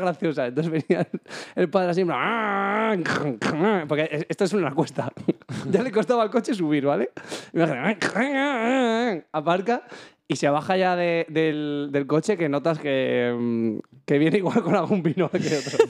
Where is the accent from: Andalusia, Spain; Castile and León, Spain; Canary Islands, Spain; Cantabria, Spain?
Castile and León, Spain; Sanabria; en mi pueblo, bueno, en Sanabria